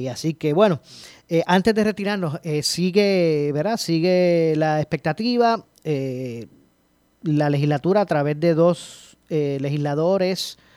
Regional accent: Puerto Rico; soy, soy de Puerto Rico, vivo en Puerto Rico, pero me gustaría eh, hacer un negocio en Islas Vírgenes

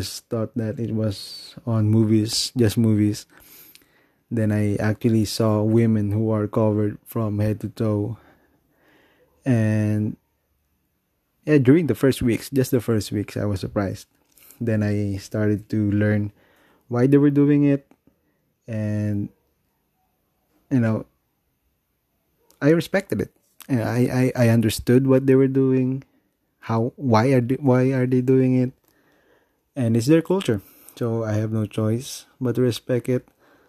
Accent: Philippines; You know, I'm still a Filipino, I guess.

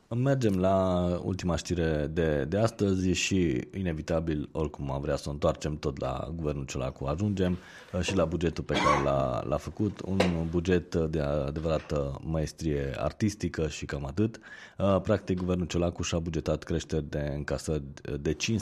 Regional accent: Romania; noi ca și români

